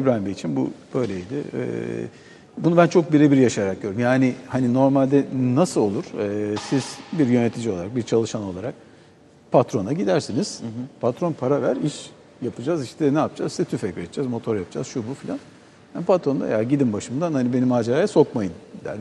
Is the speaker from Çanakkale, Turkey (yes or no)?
yes; Çanakkale, Turkey; biz Çanakkale'liyiz.